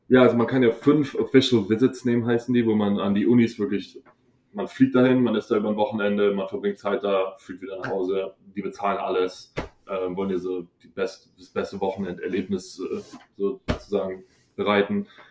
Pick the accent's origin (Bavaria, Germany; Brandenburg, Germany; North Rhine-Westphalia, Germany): Bavaria, Germany; Hohenbrunn; moved away as an adult; ich bin aus Hohenbrunn